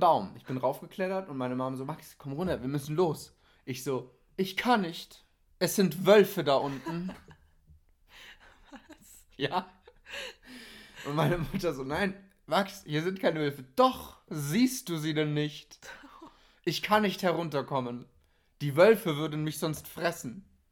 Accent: Lübeck, Schleswig-Holstein, Germany; Ich wurde geboren in Lübeck. Mm, und hatte eigentlich eine ganz stinknormale Kindheit

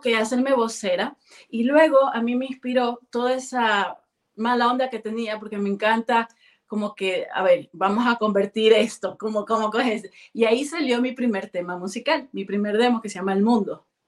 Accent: Guayaquil, Guayas, Ecuador; moved away as an adult; also born or lived in near Machala, Ecuador / Quito, Ecuador; now in Germany; Soy de Guayaquil, nací en Guayaquil, estuve el, kinder en Guayaquil, luego me pasé la escuela a un pueblito cerca de Machala, pero pertenece a la Azuay Luego regresé de la escuela, regresé al colegio a Guayaquil

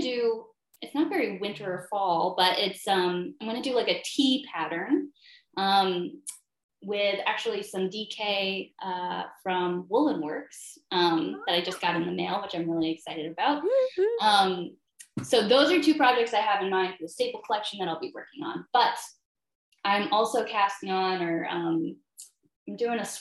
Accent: Saranac Lake, New York, United States; I'm from Saranac Lake area in New York State

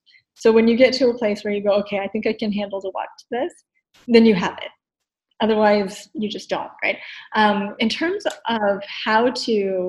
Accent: East Coast, United States; I'm from the East Coast. My natural state is to speak a mile a minute.

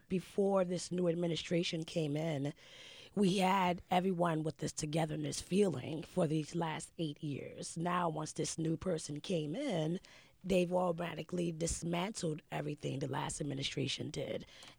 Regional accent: The Bronx, New York, United States; The Bronx.

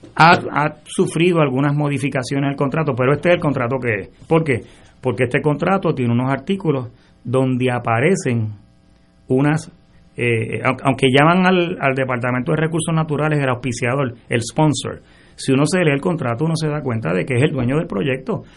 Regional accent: San Juan, Puerto Rico; yo me crié en University Garden, mi papá y mi mamá compraron allí en el 62

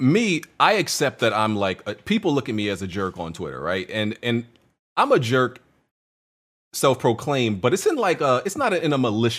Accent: New York, United States; My theory is that like we're both from New York. That's my theory. And like I think we just have a certain way that people don't understand, but we understand each other because we're from New York.

